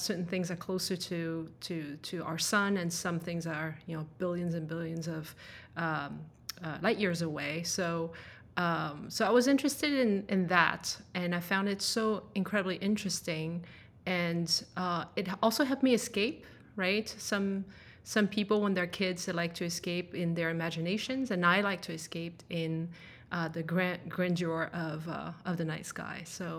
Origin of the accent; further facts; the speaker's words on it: France; English is a second language; also born or lived in Denmark; But I was actually born and raised in France. Which is a little bit of where my accent is from, I guess.